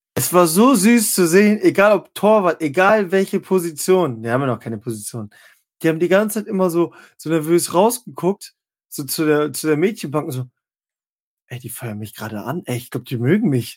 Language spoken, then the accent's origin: German; Northern Germany, Germany; also born or lived in Halle; als Norddeutscher